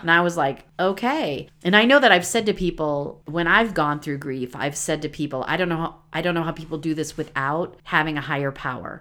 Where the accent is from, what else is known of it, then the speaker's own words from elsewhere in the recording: Midwest, United States; I'm from the Midwest